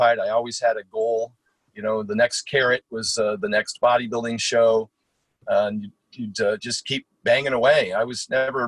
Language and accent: English; Portland, Oregon, United States; also born or lived in Eugene, Oregon; born and raised in Portland, and then I went to school at the University of Oregon